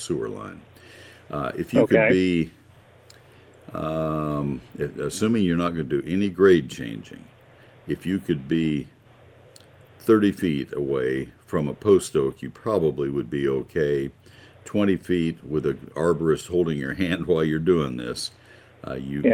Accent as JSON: {"language": "English", "town": "College Station", "region": "Texas", "country": "United States", "tie": "born or raised there", "also_born_or_lived": "Ohio", "said": "I grew up in College Station. I'm a native Texan"}